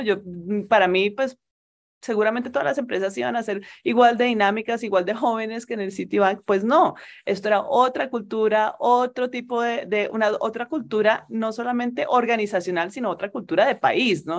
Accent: Colombia; moved away as an adult; also born or lived in Spain / Turkey; Mi marido y yo ambos somos colombianos, ambos teníamos toda nuestra familia aquí en Colombia

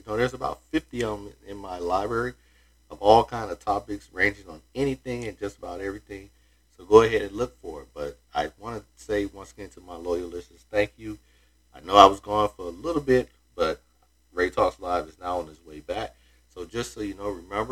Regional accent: Florida, United States; here in my home state of Florida

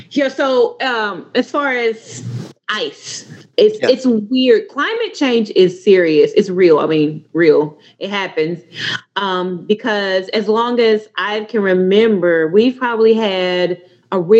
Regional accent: Little Rock, Arkansas, United States; I'm from the Little Rock. Uh, I live in the Little Rock metro area, really outside. It takes about two hours for me to get to Memphis.

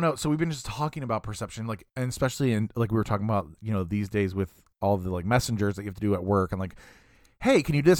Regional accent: United States

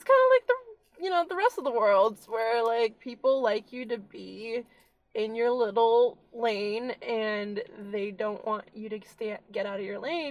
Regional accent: Philadelphia, Pennsylvania, United States; also born or lived in Virginia; now in North Carolina, United States; I'm from Philadelphia

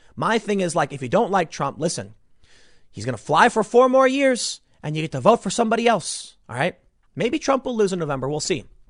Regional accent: Chicago, Illinois, United States; moved away as an adult; I grew up in Chicago

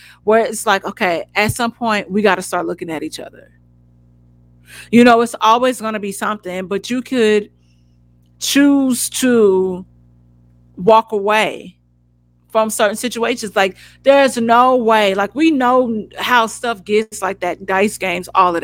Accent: United States; moved away as an adult; now in Los Angeles, United States; we grew up on the West Side

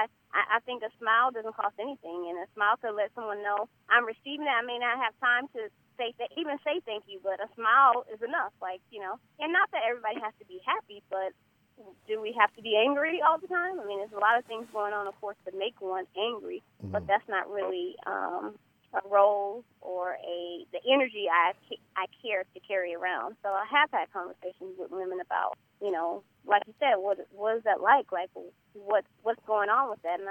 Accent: California, United States; also born or lived in Jackson, Mississippi; I was born down south in Jackson, Mississippi. So I have that southern background. But, you know, my mom moved to California when I was 5, so I grew up here, you know. Raised in California

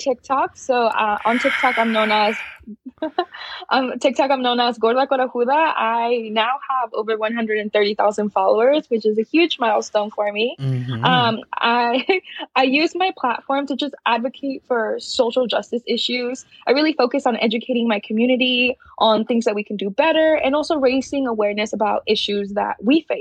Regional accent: Mexico; moved away; I was raised in Mexico, so like I grew up learning how to read and write in Spanish

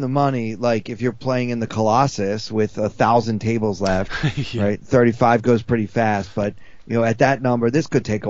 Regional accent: New York City, New York, United States; Comedy clubs in New York City open again next week, and I have some, you know, I have some appearances scheduled here in my hometown

